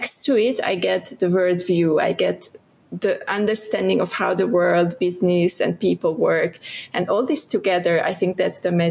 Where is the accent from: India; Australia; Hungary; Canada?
Hungary; southeast Hungary; moved away as an adult; now in Malaysia; I'm from Hungary, Budapest was the capital, but I'm from southeast of Hungary